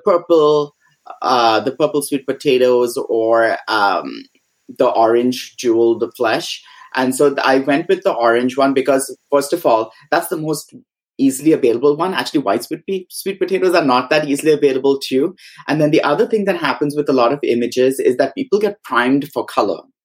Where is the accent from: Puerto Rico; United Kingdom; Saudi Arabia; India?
India; Mumbai, Maharashtra; moved away as an adult; also born or lived in Goa; now in United States; we had gone to Bombay where I was born and brought up.